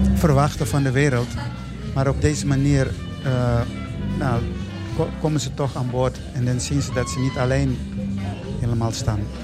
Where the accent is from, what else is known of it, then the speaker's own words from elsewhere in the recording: Mozambique; now in Netherlands; ik kom uit Mozambique. Ik ben daar geboren. Dus ik, eh, woon al heel lang in Nederland